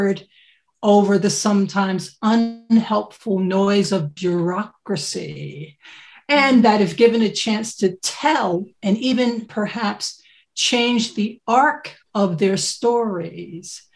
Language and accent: English; United States; accent: American; moved away as an adult; now in United Kingdom; I'm American.